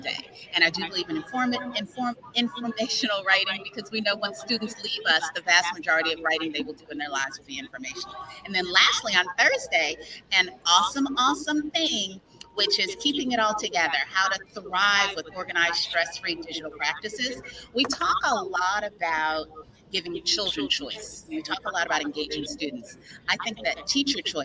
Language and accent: English; Mobile, Alabama, United States; I am a proud Mobilian. I am from Mobile, Alabama